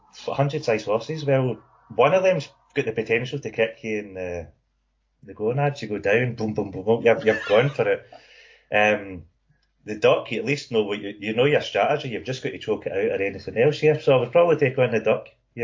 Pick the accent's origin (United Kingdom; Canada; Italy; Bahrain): United Kingdom; Paisley, Scotland; from Paisley. That's like the Paisley Glasgow divide and all that as well.